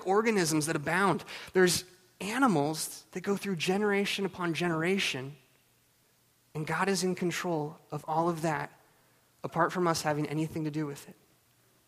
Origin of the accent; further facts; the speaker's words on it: Juneau, Alaska, United States; I grew up in Juneau, Alaska